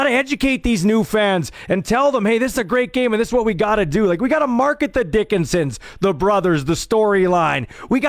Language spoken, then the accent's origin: English; Canada; I'm a nationalist, I'm Canadian, I love the Canadian Football League, I grew up with it.